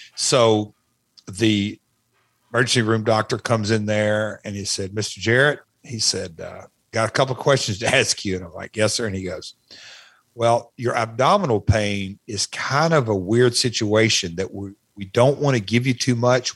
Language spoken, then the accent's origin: English; Nashville, Tennessee, United States; my hometown, Nashville